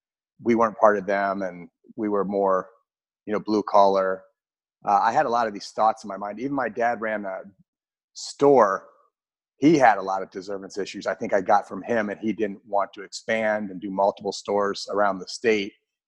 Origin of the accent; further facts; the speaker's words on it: Iowa, United States; now in Austin, United States; I grew up in Iowa. So I grew up in the Midwest in a tiny little town. And my father, there was about 8,000 people that lived in the town.